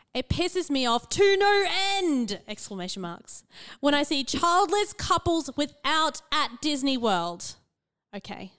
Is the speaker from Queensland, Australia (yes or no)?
yes; central Queensland, Australia; I grew up in the central Queensland